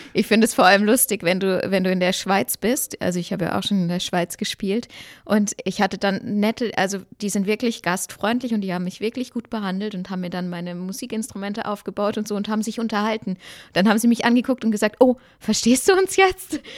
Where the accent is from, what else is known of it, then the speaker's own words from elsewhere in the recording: Baden-Württemberg, Germany; Ich komme ja auch aus Baden-Württemberg